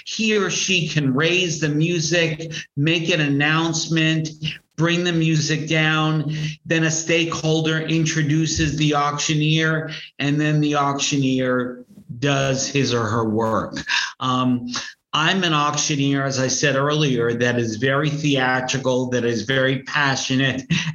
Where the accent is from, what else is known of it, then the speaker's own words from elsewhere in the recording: New York, United States; I'm from New York